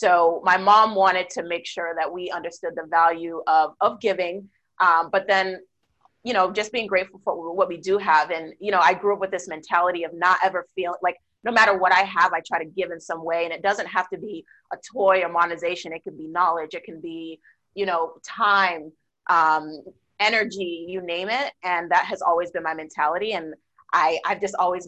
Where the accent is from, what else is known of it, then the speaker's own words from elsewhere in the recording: Boston, Massachusetts, United States; I grew up in Boston, so definitely there are lots of snow during the wintertime